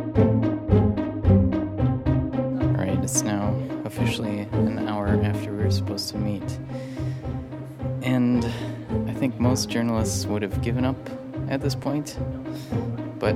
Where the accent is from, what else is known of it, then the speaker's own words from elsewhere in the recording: Stillwater, Minnesota, United States; my hometown of Stillwater, Minnesota